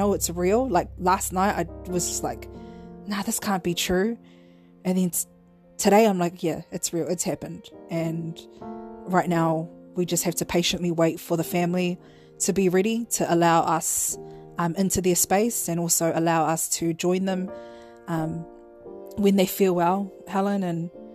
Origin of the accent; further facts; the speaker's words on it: Auckland, New Zealand; I'm from Southside